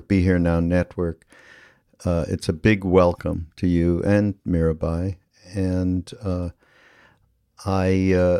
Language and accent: English; Canada; I have a little bit of a different background because I'm from Canada, which is it is different than growing up in the United States to some degree